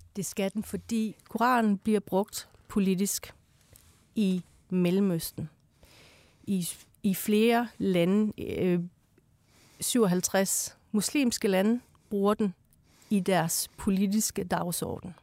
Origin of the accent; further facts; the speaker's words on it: Iran; now in Denmark; jeg er født i Iran, i et teokratisk styre land